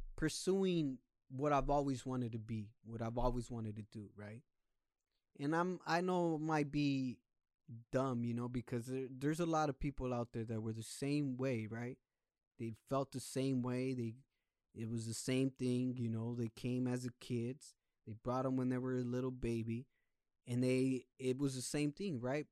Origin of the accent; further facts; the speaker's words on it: United States; also born or lived in Mexico; I came when I was still in diapers, and I'm twenty-eight years old now. So all my life I've been here